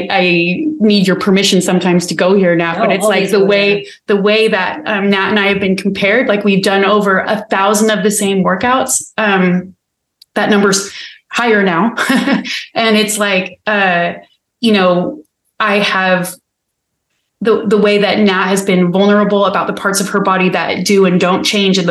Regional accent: United States; being American

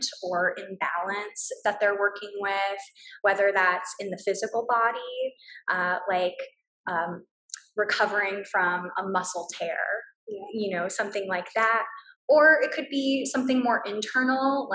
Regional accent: Brownsville, Texas, United States; moved away as an adult; also born or lived in London; Back in my hometown in Brownsville

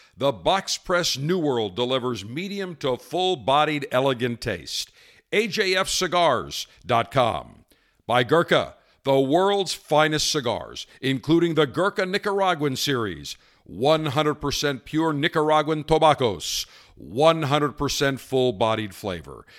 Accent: Buffalo, New York, United States; my hometown of Buffalo, New York

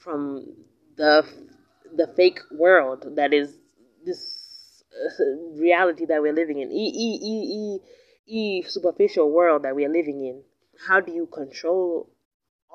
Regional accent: United States; accent: American English; now in Kenya; my accent, my American English is still popping. It's still on point

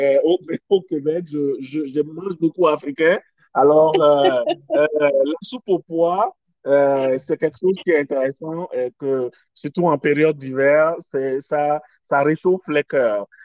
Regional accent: Togo; OK, au Togo, je suis togolais d'origine.

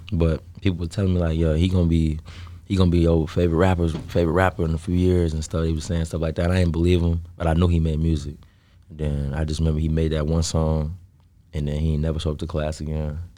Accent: South Holland, Illinois, United States; I, I was, um, born and raised in South Holland

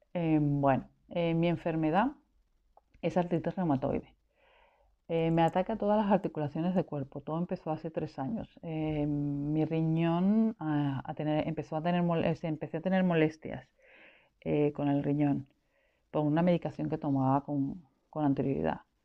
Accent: Caracas, Capital District, Venezuela; moved away as an adult; now in Spain; nací en el 70 en Venezuela, soy caraqueña

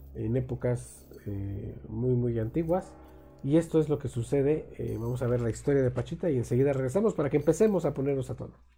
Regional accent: Mexico; aquí en México

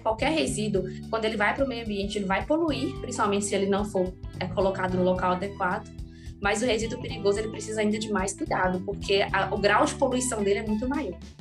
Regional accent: Montes Claros, Minas Gerais, Brazil; eu nasci e trabalho aqui em Montes Claros, norte de Minas Gerais, e aqui também né, eu fiz a maior parte da, da, minha formação acadêmica

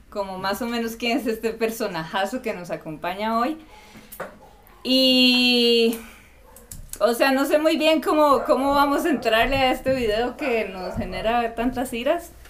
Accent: Costa Rica; moved away as an adult; now in Ecuador; soy de Costa Rica y no pronuncio muy bien la R.

